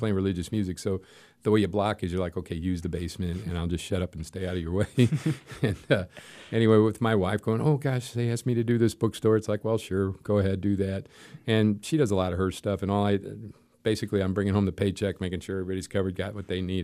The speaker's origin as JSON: {"language": "English", "town": "St. Louis", "region": "Missouri", "country": "United States", "tie": "born or raised there", "said": "We grew up in South St. Louis in Saint Cecilia's Parish, so I was raised there"}